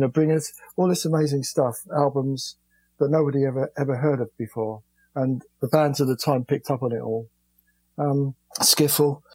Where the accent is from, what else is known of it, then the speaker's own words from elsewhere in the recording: London, United Kingdom; I was born in London in um, a place called East Dulwich